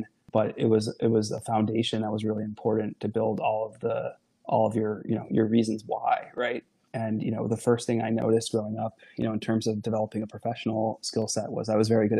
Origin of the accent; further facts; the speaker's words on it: Niagara Falls, New York, United States; I grew up in the Niagara Falls, New York area of the country.